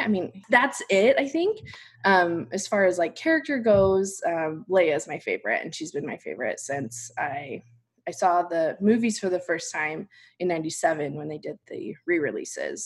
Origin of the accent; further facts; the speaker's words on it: Salt Lake City, Utah, United States; moved away; also born or lived in New York City; I'm from Salt Lake City